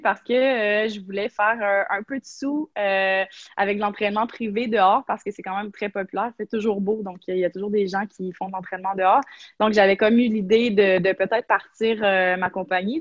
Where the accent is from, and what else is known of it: Quebec, Canada